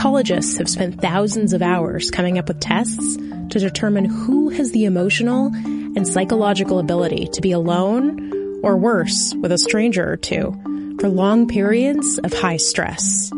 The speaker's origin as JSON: {"language": "English", "town": "Anchorage", "region": "Alaska", "country": "United States", "tie": "born or raised there", "said": "my hometown of Anchorage, Alaska"}